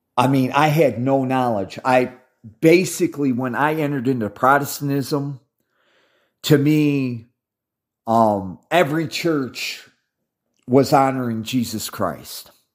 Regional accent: Midwest, United States; I was raised in the Midwest

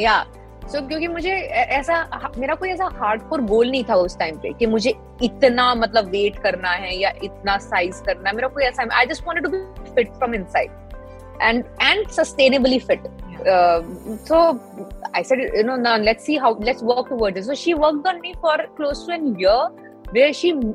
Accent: Delhi, India; मैं दिल्ली से हूँ

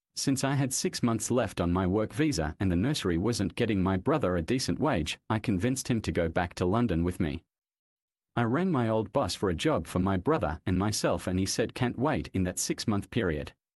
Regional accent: Australia; also born or lived in Sandringham, Victoria, Australia; I was born in Sandringham, Victoria, Australia

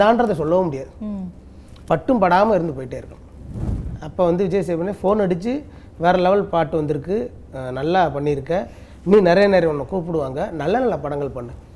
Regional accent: Madurai, Tamil Nadu, India; மதுரையில் பிறந்தோம்னா

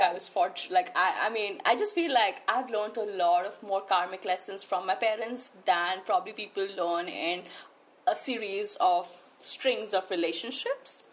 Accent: New Delhi, Delhi, India; I shifted to New Delhi when I was in class five, so that's almost like me spending my entire life here

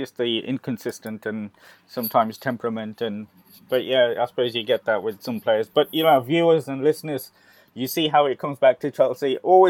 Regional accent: India; You know, it's being an Indian football supporter and trying to live the dream that's not coming true anyway, soon anyway.

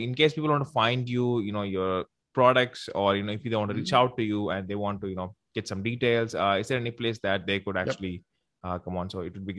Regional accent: South India, India; first language Tamil; English is a second language; So it's in my regional language, Tamil. So I'm from India. So I'm from South India.

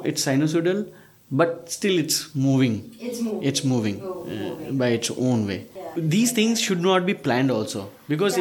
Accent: Northeast India, India; i am a bengali Prashant is a South Indian. Uh, Shreyas is a Maharashtrian. Chandan is also from Calcutta. I'm from Northeast though.

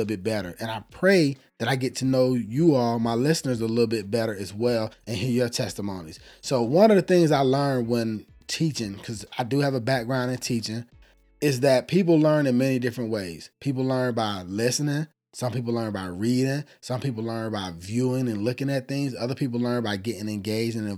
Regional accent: Atlanta, Georgia, United States; I'm from Atlanta, Georgia.

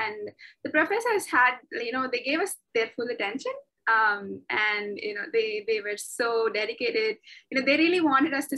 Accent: Chennai, Tamil Nadu, India; moved away as an adult; also born or lived in Singapore; now in Bangkok, Thailand; I am from Chennai. I was born in Chennai. I grew up in Chennai. I lived in Chennai for 23 years of my life until I moved out to Singapore.

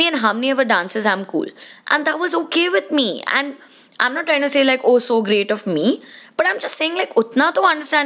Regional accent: India

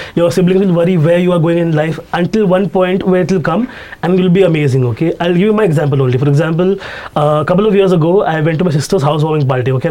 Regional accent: Mumbai suburbs, Maharashtra, India; Even though I'm from Bandar

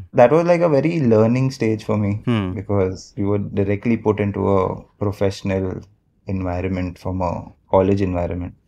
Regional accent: Mumbai, Maharashtra, India; I've born and brought up in Mumbai only, like a proper Bombay boy.

